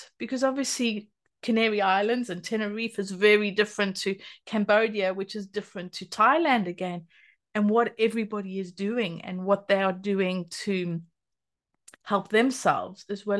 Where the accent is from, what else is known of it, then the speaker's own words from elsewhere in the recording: South Africa; because I grew up in South Africa, but my mother and her husband had a farm for a while